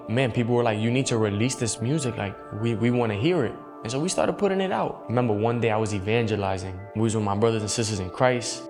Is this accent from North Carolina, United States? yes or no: no; New York City, New York, United States; I grew up in the Bronx, New York